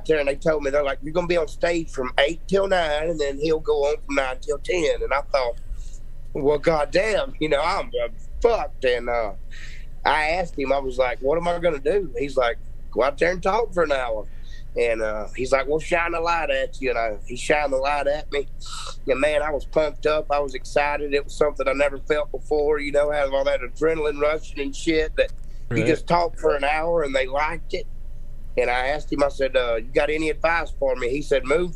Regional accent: Louisiana, United States; moved away as an adult; now in Texas, United States; Growing up in Louisiana, now I've lived in Texas for 11 years

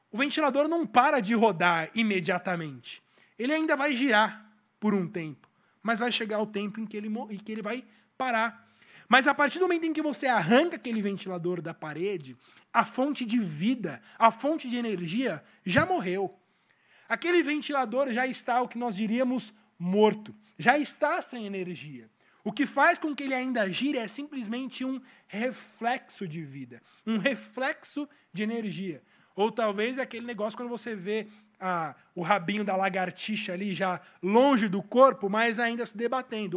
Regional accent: Brazil

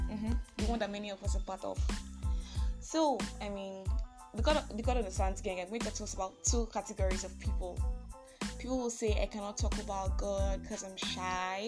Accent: Nigeria; I'm that Nigerian Christian

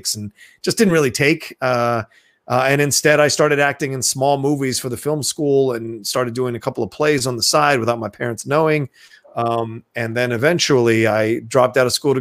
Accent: Dale City, Virginia, United States; also born or lived in Philadelphia, Pennsylvania; I was only there for like a year and then we moved, to Virginia/DC. And that's where I really call home is, Virginia, DC, even though I still feel like a city boy. I did grow up in the kind of a suburban, area.

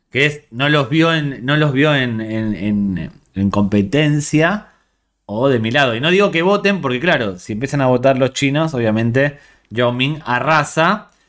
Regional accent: Spain; Acá me pongo en modo soy española que quieres que te gane

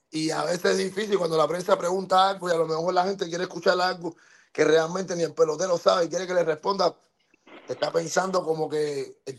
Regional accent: Cuba; moved away; por qué yo me fui de Cuba, de por qué yo estuve en el mar tres días, ¿Por qué yo tuve que sacar a mi mamá por un, con un pasaporte falso de Cuba?

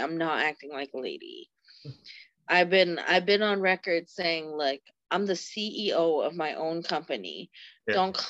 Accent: East Coast, United States; I'm from the East Coast.

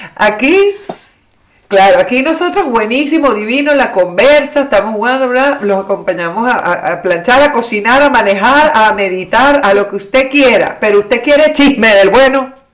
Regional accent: Venezuela; moved away; nosotros crecimos en el Club Santa Paula básicamente en la adolescencia

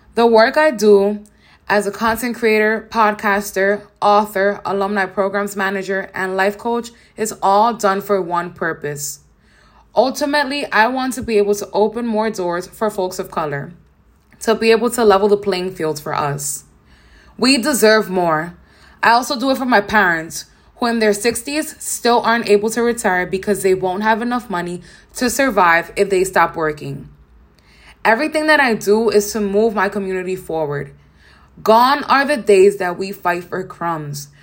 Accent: New York City, New York, United States; I grew up in Nature Projects in downtown Brooklyn with my mom

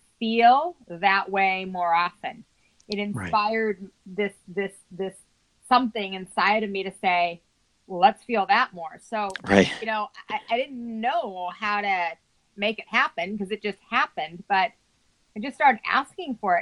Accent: Salt Lake City, Utah, United States; I was raised in Salt Lake City, Utah

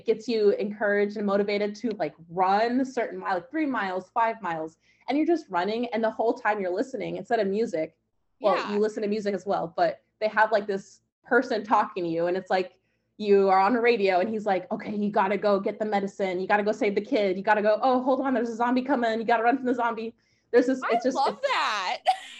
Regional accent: Portland, Oregon, United States; also born or lived in California; I'm from Portland, Oregon.

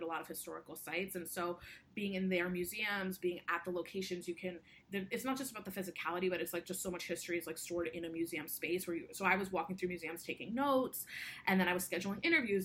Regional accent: United States; I identify as Indian American

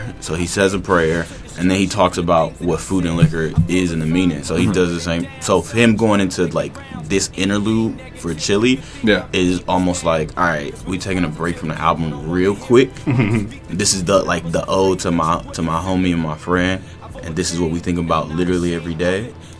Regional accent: Chicago, Illinois, United States; Back talking about Madison Street, Madison Ave, where I grew up in Chicago.

